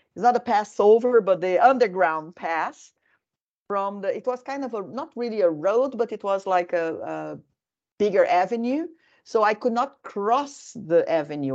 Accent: Brazil; now in Finland

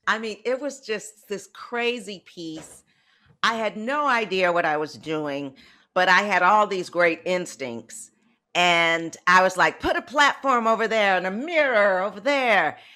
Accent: Detroit, Michigan, United States; now in San Francisco Bay Area, United States; I'm from Detroit

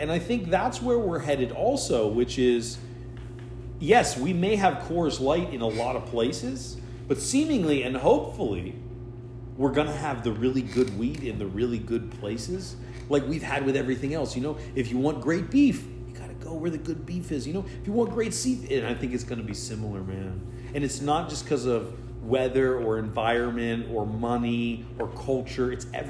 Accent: United States; I'm an American.

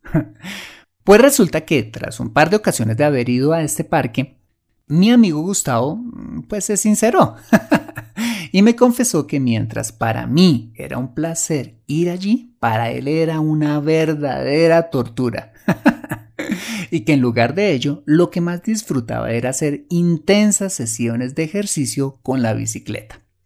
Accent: Colombia

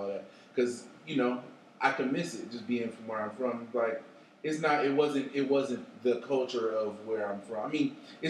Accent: Alameda, California, United States; I'm from Alameda, California.

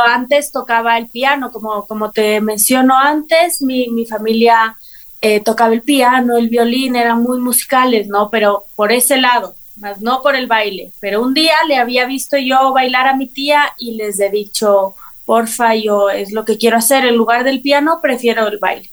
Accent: Quito, Pichincha, Ecuador; yo eh, nací en Quito, soy ah. quiteña

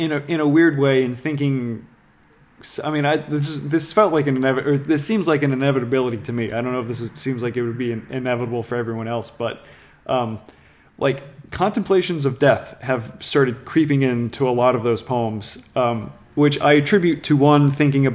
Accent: New Orleans, Louisiana, United States; I was born and raised in New Orleans

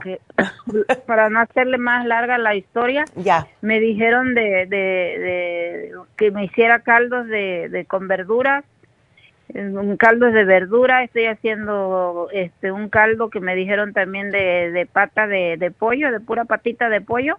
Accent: Mexico; yo soy mexicana

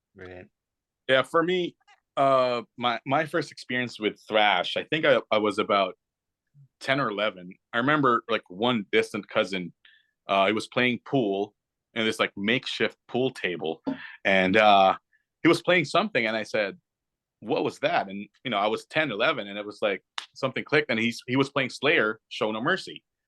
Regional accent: Canada; we're Canadian

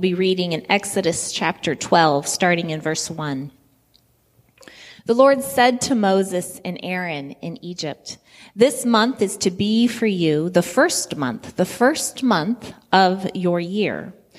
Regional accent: Guinea; I grew up in Guinea, West Africa, and so when I smell peanut sauce, like, that just takes me back to the village.

